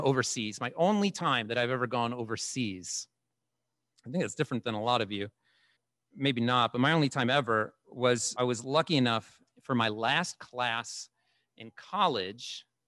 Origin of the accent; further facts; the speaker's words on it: United States; We grew up on the Canadian American border